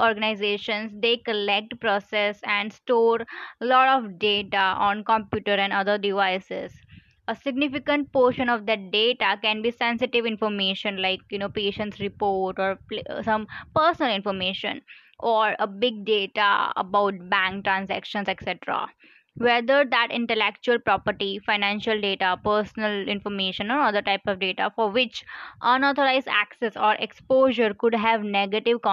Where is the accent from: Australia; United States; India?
India; I'm from India